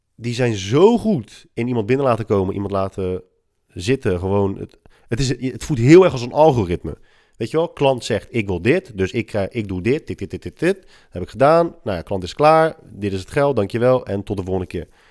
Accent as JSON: {"language": "Dutch", "country": "Netherlands", "said": "wij als Hollanders"}